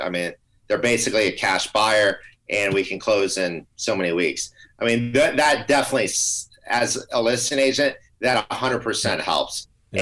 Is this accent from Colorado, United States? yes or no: no; Tampa Bay area, Florida, United States; Amber and I grew up in the Tampa Bay area